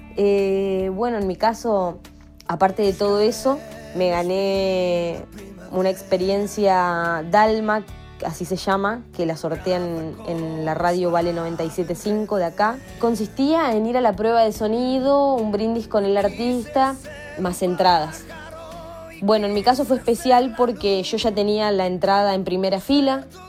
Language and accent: Spanish; Paraná, Entre Ríos, Argentina; soy de Paraná, Entre Ríos, Argentina